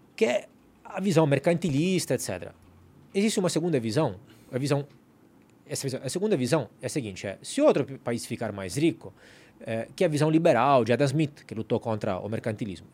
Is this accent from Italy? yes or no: yes; Italy; now in Brazil; eu sou italiano